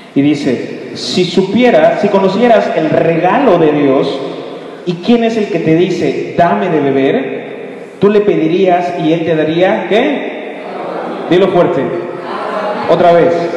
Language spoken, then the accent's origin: Spanish; Mexico